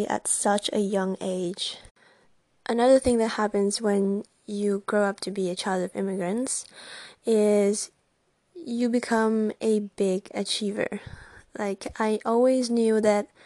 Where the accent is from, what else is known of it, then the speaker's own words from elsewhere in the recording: Italy; I was born and raised in Italy